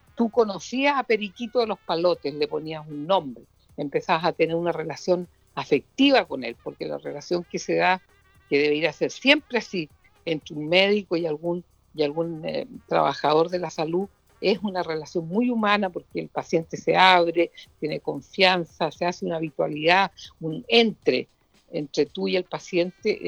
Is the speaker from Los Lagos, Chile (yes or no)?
yes; Puerto Montt, Los Lagos, Chile; de mi tierra, de Puerto Montt, de la provincia de Yanquihue